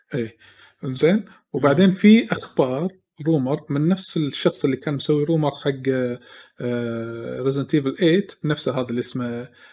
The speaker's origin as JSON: {"language": "Arabic", "country": "Kuwait", "said": "عندنا بالكويت"}